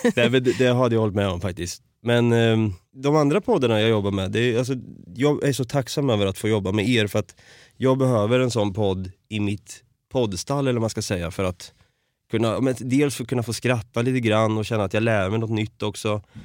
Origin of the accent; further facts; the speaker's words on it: Norrköping, Östergötland, Sweden; Så i Norrköping är jag uppvuxen och född